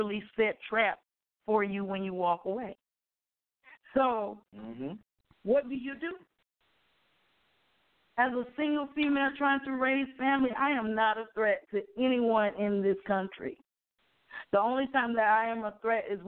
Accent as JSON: {"language": "English", "town": "Mobile", "region": "Alabama", "country": "United States", "tie": "born or raised there", "said": "we grew up in Orange Grove"}